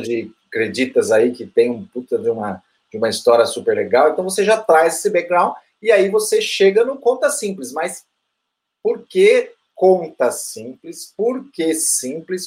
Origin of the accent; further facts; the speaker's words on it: Brazil; como brasileiro